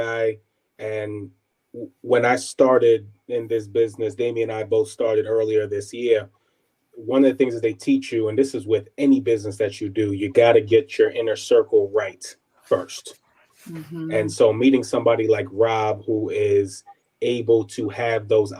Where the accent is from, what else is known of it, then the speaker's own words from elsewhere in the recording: New York City, New York, United States; moved away as an adult; also born or lived in Ohio; now in Austin, United States; I was born and raised Brooklyn, New York, and I attended Williamsburg Prep